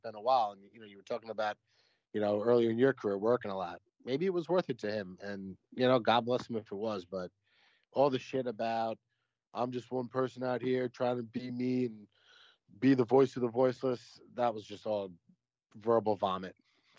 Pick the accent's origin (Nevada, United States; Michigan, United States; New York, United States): New York, United States; I'm from New York. I never was a fan of the Knicks.